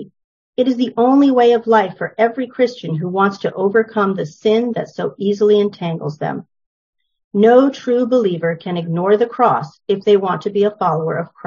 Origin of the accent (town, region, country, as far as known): New Hampshire, United States; born or raised there; also born or lived in New York City